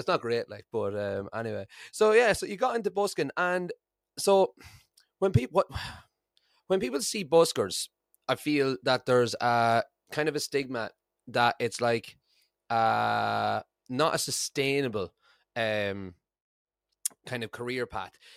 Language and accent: English; Ireland; now in Scotland, United Kingdom; I'm from Ireland and I live in Scotland